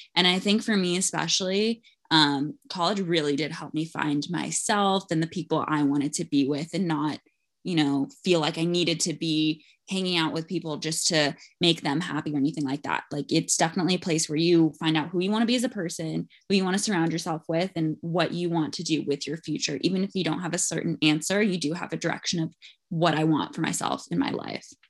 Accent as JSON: {"language": "English", "town": "Los Angeles", "region": "California", "country": "United States", "tie": "born or raised there", "said": "I was born and raised in L"}